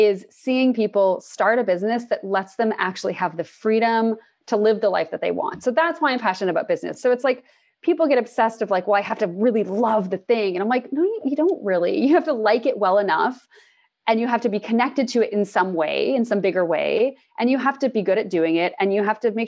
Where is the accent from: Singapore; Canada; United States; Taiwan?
Canada; Toronto, Ontario; moved away as an adult; now in British Columbia, Canada; I'm from Toronto and I moved to BC last year